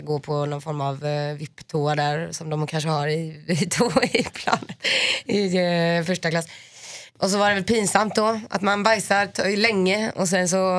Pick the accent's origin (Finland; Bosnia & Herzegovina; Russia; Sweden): Finland; jag är finne.